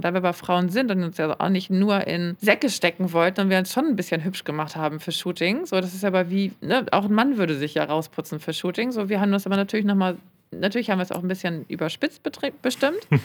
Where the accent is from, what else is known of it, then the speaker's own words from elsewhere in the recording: Hamburg, Germany; ich bin ja Hamburgerin, die halt auch in Hamburg leben.